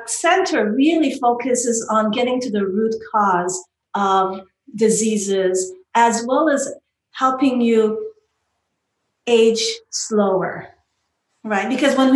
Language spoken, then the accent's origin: English; Canada; I'm from Canada